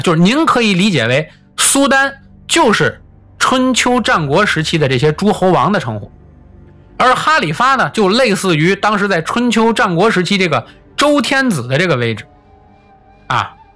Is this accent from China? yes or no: yes; Tianjin, China; 就是我的老家天津啊